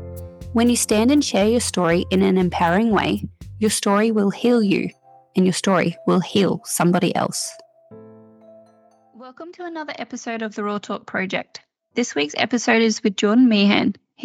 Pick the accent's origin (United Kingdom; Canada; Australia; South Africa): Australia; Central Queensland; I'm from Central Queensland